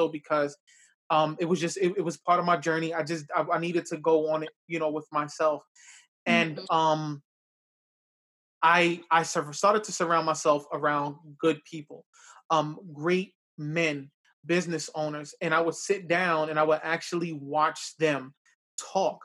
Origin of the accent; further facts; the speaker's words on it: New York City, New York, United States; now in Yonkers, United States; I grew up in the South Bronx as well, too